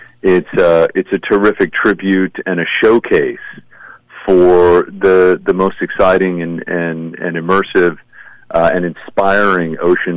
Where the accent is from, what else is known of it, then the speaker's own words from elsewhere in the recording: Los Angeles, California, United States; first language English; I was actually born here in L.A. and spent most of my life in the United States